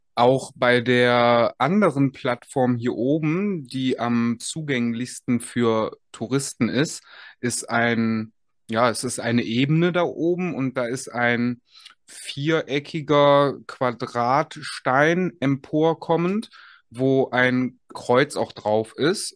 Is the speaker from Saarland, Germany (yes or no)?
no; Aachen, North Rhine-Westphalia, Germany; ich komme ja selber aus Aachen